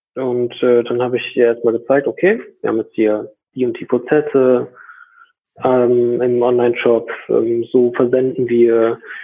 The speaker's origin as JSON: {"language": "German", "town": "Borken", "region": "North Rhine-Westphalia", "country": "Germany", "said": "komme aus Borken. Das ist äh, im Münsterland."}